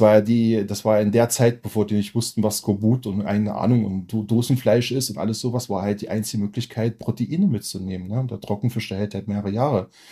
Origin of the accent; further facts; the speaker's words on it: Germany; moved away as an adult; now in Lofoten, Norway; als Deutscher